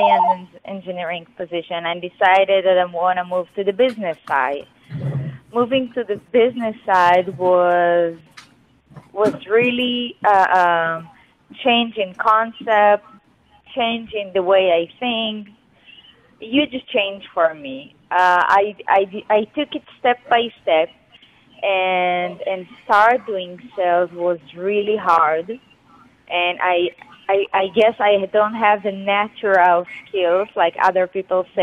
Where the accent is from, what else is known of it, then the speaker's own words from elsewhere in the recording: Israel; I'm an Israeli. I grew up in Israel.